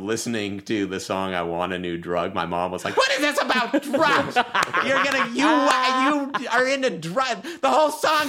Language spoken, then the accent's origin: English; New England, United States; moved away; growing up in New England, no one had a pool because it's so impractical.